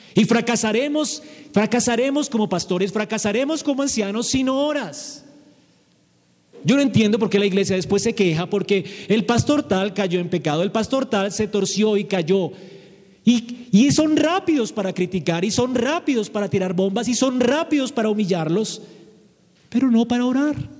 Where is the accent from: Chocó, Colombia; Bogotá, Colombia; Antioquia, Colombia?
Bogotá, Colombia; Como bogotanos